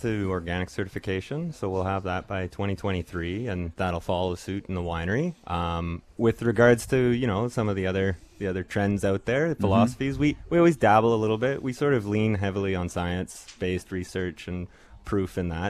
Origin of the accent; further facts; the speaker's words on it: British Columbia, Canada; Growing up in the Cowichan Valley, the region here is really known for food and wine. And growing up, Ortega was always on the menu. So it's just something that most of us from the area really know and respect.